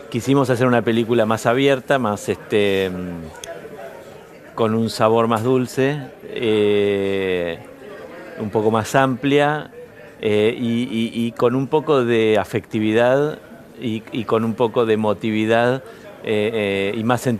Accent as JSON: {"language": "Spanish", "town": "Bahía Blanca", "region": "Buenos Aires Province", "country": "Argentina", "said": "yo soy de Bahía Blanca"}